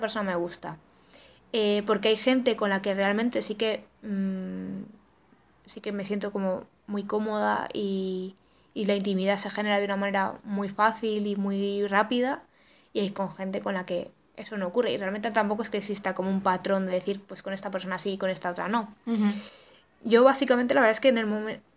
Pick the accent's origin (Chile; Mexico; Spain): Spain; Cantabria; yo soy de Cantabria